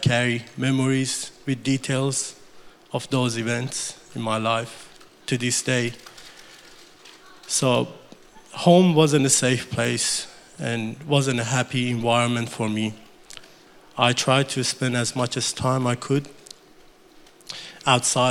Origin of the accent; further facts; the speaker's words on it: Iran; English is a second language; moved away as an adult; now in Australia; On April 1989, I was born in Iran to a fairly large Muslim family